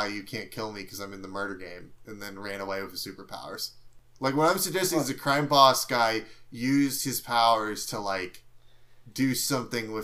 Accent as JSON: {"language": "English", "country": "United States", "said": "I'm an American"}